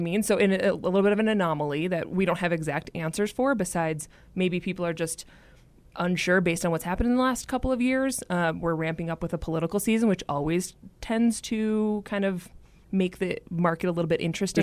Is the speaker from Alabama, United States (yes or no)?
no; Minneapolis, Minnesota, United States; moved away as an adult; also born or lived in Boston, Massachusetts; now in Denver, United States; I'm originally from Minneapolis, Minnesota. I have lived in the Denver area for just under five years